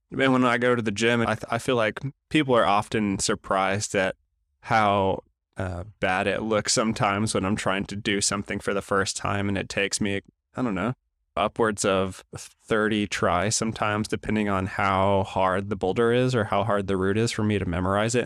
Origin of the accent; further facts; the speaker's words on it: Tulsa, Oklahoma, United States; we were crossing a main street in Tulsa back in my hometown